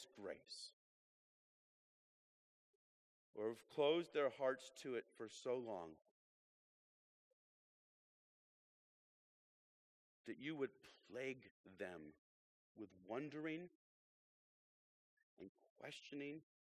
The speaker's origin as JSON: {"language": "English", "region": "Illinois", "country": "United States", "moved": "yes", "said": "I'm from Illinois"}